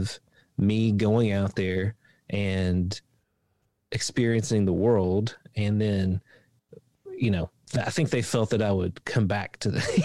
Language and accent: English; Appalachia, Eastern Kentucky, United States; I grew up in Appalachia in Eastern Kentucky